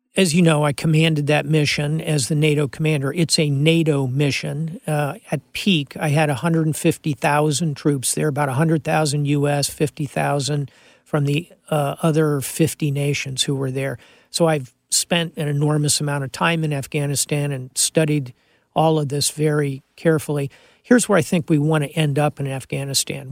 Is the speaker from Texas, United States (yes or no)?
no; Miami, Florida, United States; I'm from Miami, I speak Spanish